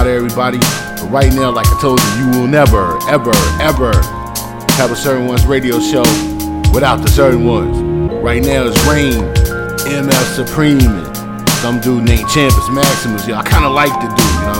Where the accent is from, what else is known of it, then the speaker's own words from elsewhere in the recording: Virginia, United States; If you're from Virginia like I am